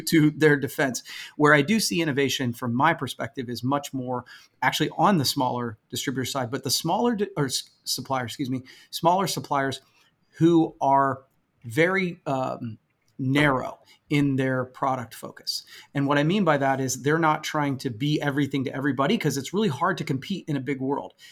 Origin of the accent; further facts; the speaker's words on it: Coshocton, Ohio, United States; I'm from a small town in Coshocton. It is incredibly white